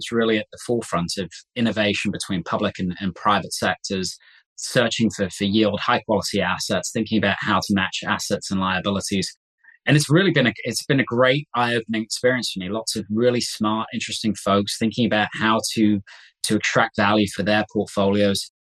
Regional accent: Coventry, West Midlands, United Kingdom; My hometown is a place called Coventry in England

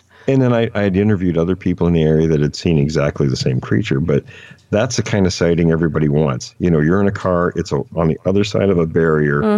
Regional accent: near Mount Rainier, Washington, United States; a place I grew up fishing near Mount Rainier

